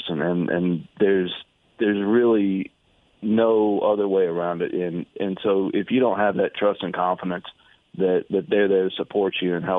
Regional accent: Knoxville, Tennessee, United States; now in Houston, United States; Knoxville is my hometown. It's where I was born, where I was raised.

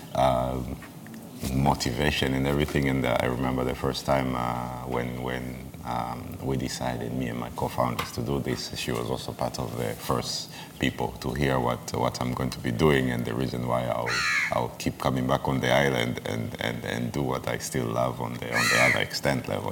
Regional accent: Arusha, Tanzania; now in Zanzibar, Tanzania; I'm from Arusha, it's like I'm a Maasai and I'm from a landlocked uh, region

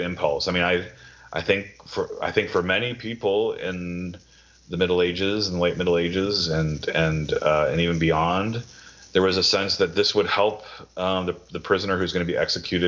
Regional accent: Wisconsin, United States; My brother, we grew up in Wisconsin

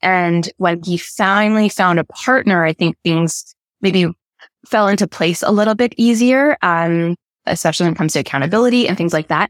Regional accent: Canada

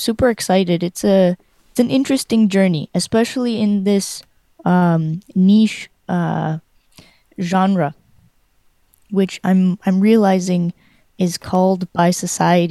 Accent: Canada; moved away as an adult; also born or lived in Ukraine / Winnipeg, Canada; now in Spain; I grew up in Canada, but I was born in Ukraine. And I went to the U of M in Winnipeg for my bachelor's of jazz performance

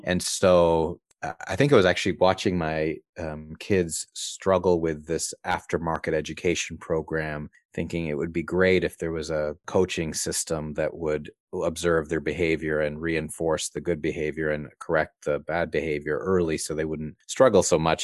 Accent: East Coast of Canada, Canada; I grew up on the East Coast of Canada

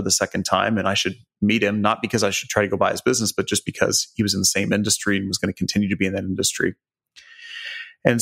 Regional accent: Joplin, Missouri, United States; I grew up in Joplin, Missouri, so southwest corner of the state

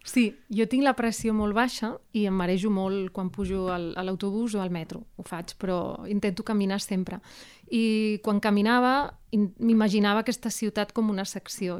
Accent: Seville, Andalusia, Spain; now in Barcelona, Spain; jo sóc de Sevilla

